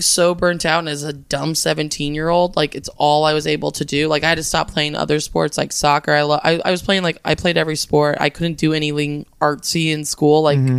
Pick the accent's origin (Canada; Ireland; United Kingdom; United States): United States; New Mexico; moved away as an adult; also born or lived in Los Angeles; I grew up in New Mexico.